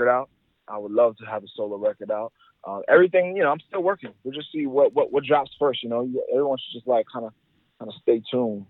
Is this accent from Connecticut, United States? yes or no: no; New York, United States; that cypher battle ready kind of vibe that I grew up here in New York